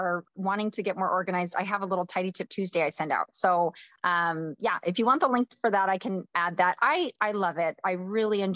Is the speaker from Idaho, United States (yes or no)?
yes; North Idaho, United States; I grew up in a small farm town, born and raised in the church. My husband and I met at school, University of Idaho. We're from North Idaho area